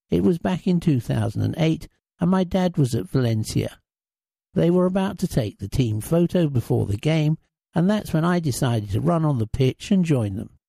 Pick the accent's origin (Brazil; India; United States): Brazil; As for my style of play, growing up in Brazil, I used to be a striker.